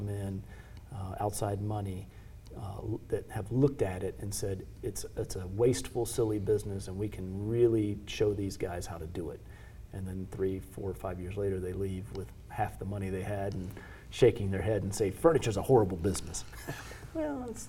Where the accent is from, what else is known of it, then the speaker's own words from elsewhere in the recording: United States; as an American